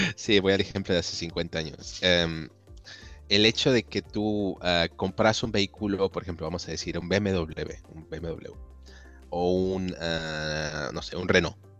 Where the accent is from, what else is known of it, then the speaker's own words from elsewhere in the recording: Mexico; moved away as an adult; also born or lived in Italy; now in Germany; yo soy originario de México